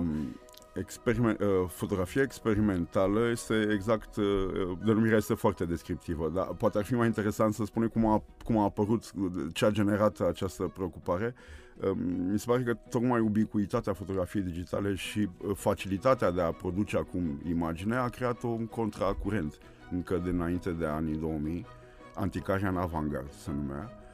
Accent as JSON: {"language": "Romanian", "region": "Bucharest", "country": "Romania", "tie": "born or raised there", "said": "sunt născut aici, în, Brâncovenesc, în mijlocul orașului și acolo mă simt bine, în jurul locului în care m-am născut, la Piața Unirii"}